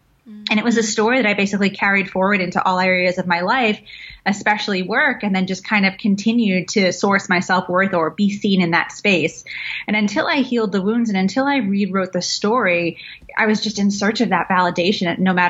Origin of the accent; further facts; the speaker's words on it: London, United Kingdom; born there; So I'm an immigrant. I'm half Iraqi, half Welsh. I was born in London.